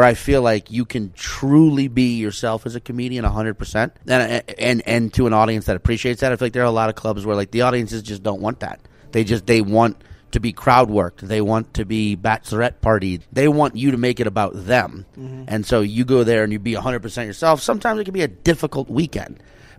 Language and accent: English; New Orleans, Louisiana, United States; I'm from New Orleans.